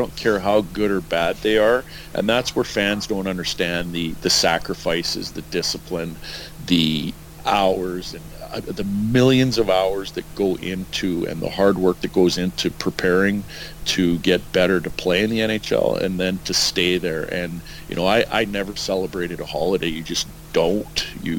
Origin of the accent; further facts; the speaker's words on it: Edmonton, Alberta, Canada; growing up in Edmonton, and watching him. And I actually sat with my family had season tickets right beside his wife in Northlands Coliseum.